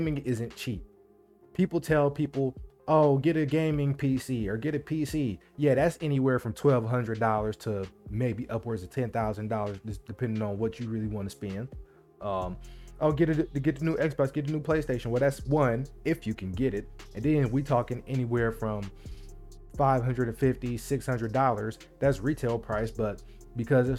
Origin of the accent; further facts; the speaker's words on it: Midwest, United States; I'm from the Midwest. I live in the Midwest